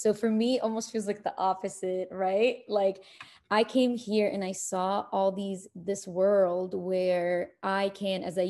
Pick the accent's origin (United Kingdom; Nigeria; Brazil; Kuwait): Kuwait; also born or lived in Egypt / New York City, United States; now in United States; I'm born in Egypt. I was raised in Kuwait